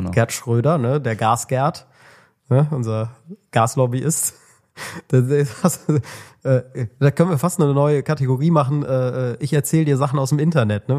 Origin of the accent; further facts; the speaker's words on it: Germany; als Deutscher